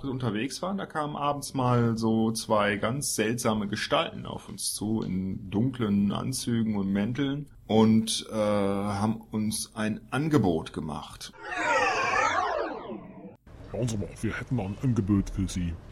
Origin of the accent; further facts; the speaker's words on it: Görlitz, Saxony, Germany; sondern wir kommen eigentlich aus Görlitz im Osten. Da sind wir aufgewachsen.